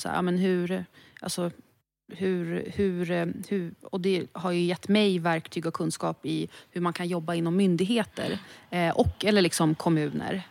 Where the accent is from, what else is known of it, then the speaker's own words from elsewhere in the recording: Stockholm, Stockholm County, Sweden; född och uppvuxen i Stockholm